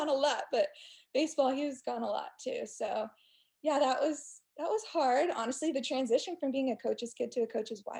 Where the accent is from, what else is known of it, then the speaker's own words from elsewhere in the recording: Stillwater, Oklahoma, United States; also born or lived in Houston, Texas / North Carolina; growing up in Stillwater was interesting, especially with OSU and my dad being a coach